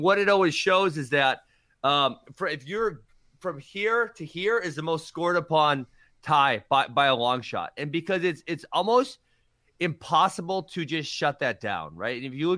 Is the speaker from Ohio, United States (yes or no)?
no; Lancaster, Wisconsin, United States; yeah, I'm from trying Lancaster, to think if there's any. Yes, Cole's from Lancaster. That's in the boonies out in the west.